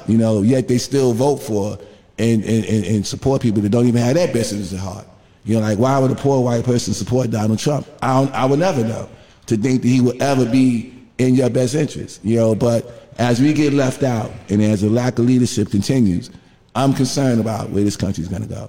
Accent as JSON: {"language": "English", "town": "New York City", "region": "New York", "country": "United States", "said": "I'm from Bed-Stuy"}